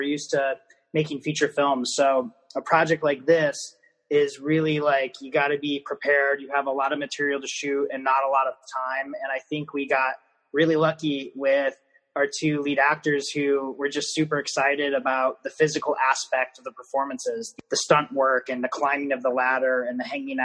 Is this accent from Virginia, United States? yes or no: no; Iowa, United States; we're from Iowa